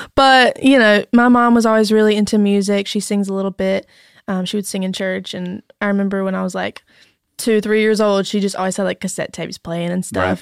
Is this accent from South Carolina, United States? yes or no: no; North Carolina, United States; accent: thick North Carolina; moved away as an adult; also born or lived in Raleigh, North Carolina; now in Nashville, United States; I'm from North Carolina.